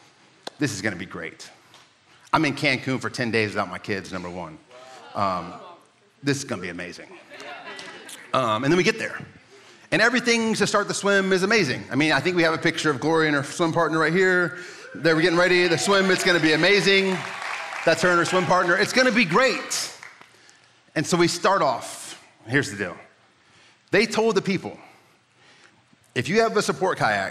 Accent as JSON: {"language": "English", "region": "Midwest", "country": "United States", "tie": "born or raised there", "moved": "yes", "lives_now": "San Diego, United States", "said": "I'm from the Midwest, and so like, Tornado Alley"}